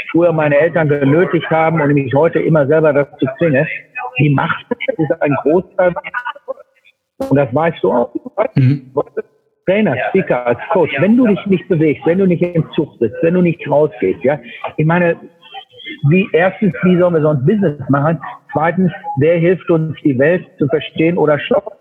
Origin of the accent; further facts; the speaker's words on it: Münster, North Rhine-Westphalia, Germany; als ich letzte Woche in Münster in meiner Heimatstadt war oder in mhm. meinem Geburtsland, ich war ein Jahr, exakt ein Jahr nicht da.